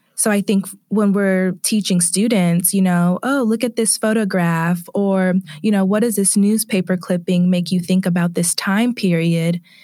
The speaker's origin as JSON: {"language": "English", "area": "Bay Area", "region": "California", "country": "United States", "moved": "yes", "said": "I am originally from the Bay Area, California"}